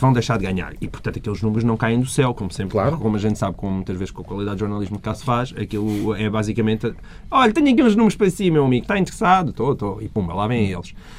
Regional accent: Portalegre District, Portugal; minha terra, sou de Porto Alegre

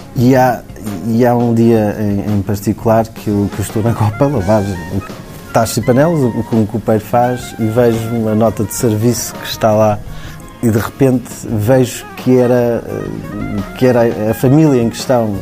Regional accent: Cascais, Lisbon, Portugal; moved away as an adult; also born or lived in Madeira; Eu sou amigo do Zé desde pequenino. Fomos, estamos a mesma idade, somos de Cascais, fomos vizinhos, os nossos pais já eram amigos

